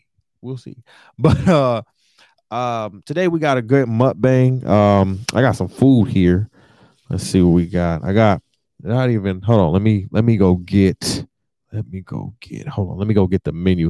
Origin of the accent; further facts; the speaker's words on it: Detroit, Michigan, United States; now in New York, United States; I'm from Detroit